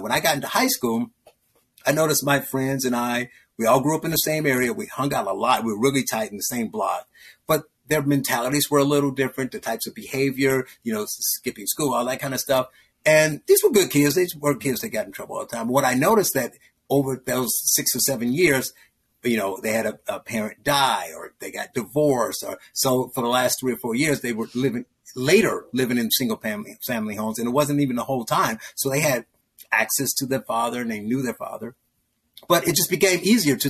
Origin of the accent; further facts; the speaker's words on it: Gary, Indiana, United States; I grew up in Gary, Indiana.